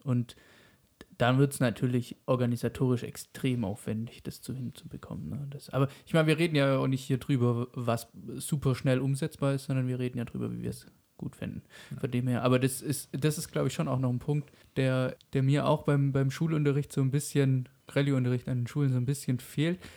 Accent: Germany; bei uns in Deutschland

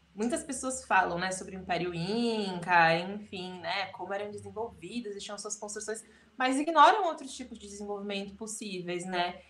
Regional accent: Brazil

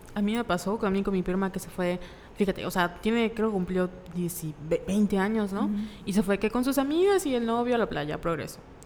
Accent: Mérida, Yucatán, Mexico; Somos de Mérida

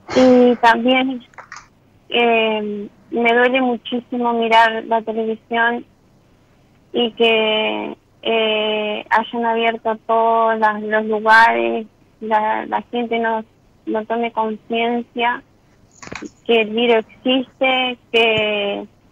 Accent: San Salvador, Entre Ríos, Argentina; yo soy de San Salvador

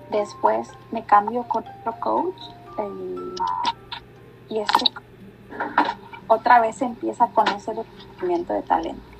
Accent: Mexico; Soy una mexicana, bien mexicana

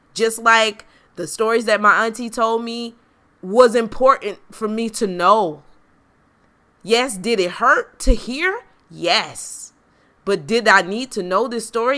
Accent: South Carolina, United States; moved away; growing up in South Carolina, you are very privy to racial injustice

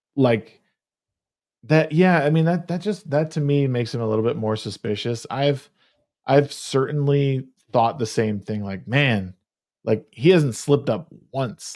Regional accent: Connecticut, United States; moved away; that's where I grew up in Connecticut

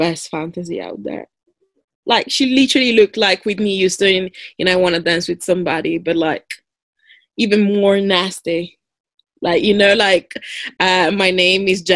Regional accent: Italy; moved away as an adult; I moved here 10 years ago from Italy

